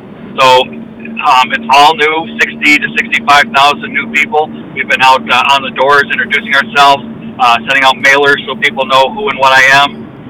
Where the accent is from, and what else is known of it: Davison, Michigan, United States; born or raised there